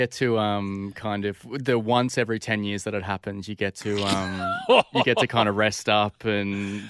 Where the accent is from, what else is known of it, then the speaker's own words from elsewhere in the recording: Queensland, Australia; as a Queenslander, Origin's a big thing for me.